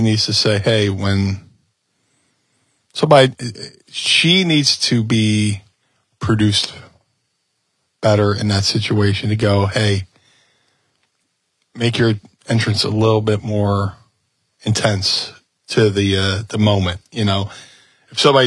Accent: Atlantic City, New Jersey, United States; also born or lived in Gloucester City, New Jersey; I grew up in Atlantic City

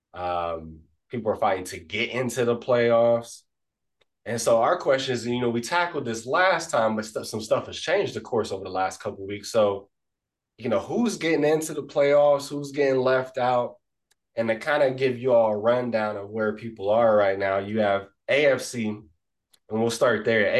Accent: Columbus, Ohio, United States; I'm born and raised in Columbus, Ohio

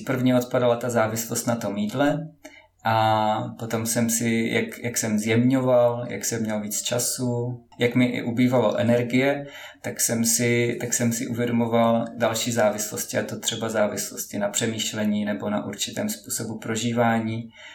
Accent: Moravia, Czechia; Pocházím z Moravy

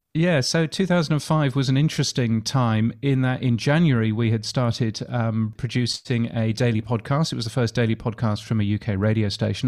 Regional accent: United Kingdom; accent: British; now in Australia; I, I am a Brit. So as you can tell from my aloof British accent

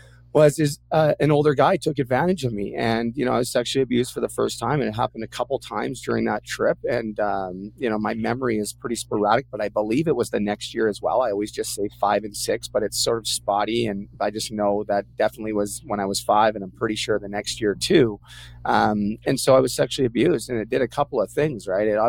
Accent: Port Coquitlam, British Columbia, Canada; I'm originally from Port Coquitlam, British Columbia, hometown of the greatest Canadian of all time, Terry Fox

